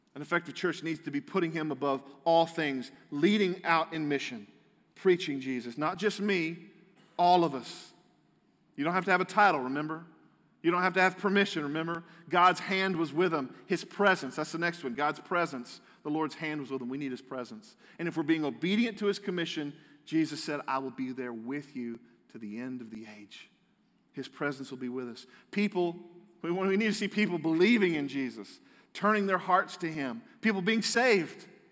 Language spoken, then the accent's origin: English; United States; I'm a proud American